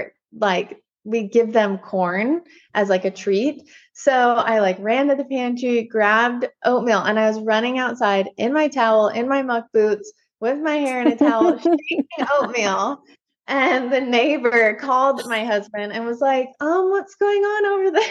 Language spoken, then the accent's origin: English; Washington, United States; also born or lived in California; I was born and raised in Washington and then went to California for college